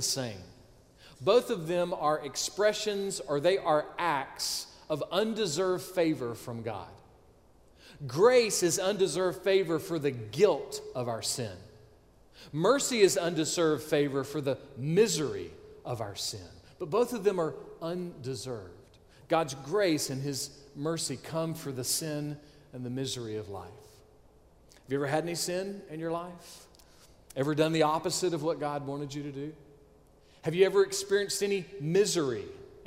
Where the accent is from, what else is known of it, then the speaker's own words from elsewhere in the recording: Augusta, Georgia, United States; I was born on May 26, 1972, University Hospital, Augusta, Georgia.